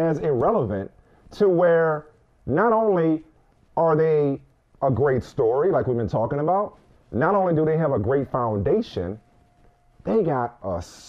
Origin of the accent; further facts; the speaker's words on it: New Orleans, Louisiana, United States; growing up in New Orleans, Houston's a sister city. You know, I got family in Houston. You know, my dad's side of the family is from Beaumont.